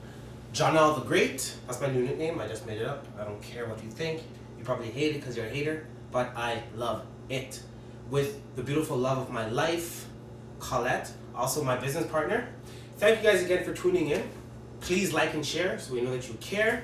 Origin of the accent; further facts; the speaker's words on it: Toronto, Ontario, Canada; I am from Toronto